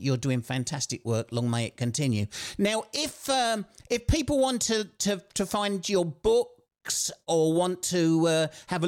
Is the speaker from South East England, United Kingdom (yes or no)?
yes; Kent, South East England, United Kingdom; moved away as an adult; also born or lived in Sheffield; I'm a Kent boy. Everybody thinks I'm from South London, but I'm not. I'm from Kent.